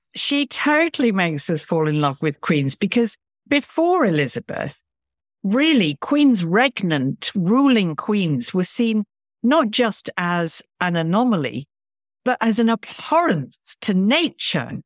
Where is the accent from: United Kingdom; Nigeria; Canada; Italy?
United Kingdom; Lincoln, East Midlands; I grew up in Lincoln, which, um, is an incredibly historic town in the sort of Midlands of England